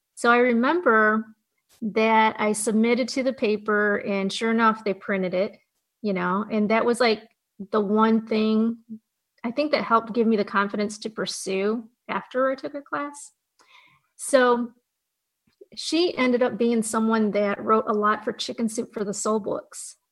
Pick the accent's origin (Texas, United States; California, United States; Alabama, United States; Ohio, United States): Ohio, United States; Fremont; where I grew up, it was Fremont, Ohio